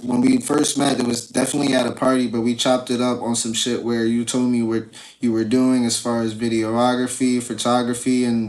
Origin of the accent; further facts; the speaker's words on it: New York, United States; now in Connecticut, United States; But I am from the Bronx, though.